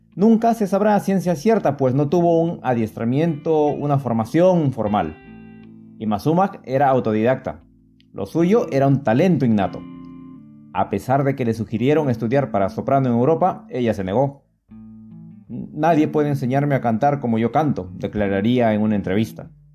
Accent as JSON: {"language": "Spanish", "region": "Huánuco", "country": "Peru", "tie": "born or raised there", "said": "La ciudad que me vio nacer, por mucho tiempo disponía solamente de dos emisoras, Radio Huánuco y Radio Ondas del Guayaga"}